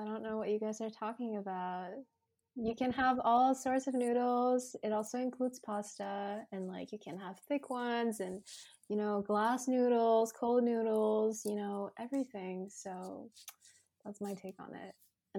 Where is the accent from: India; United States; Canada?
Canada; Montreal, Quebec; So I was born and raised in Montreal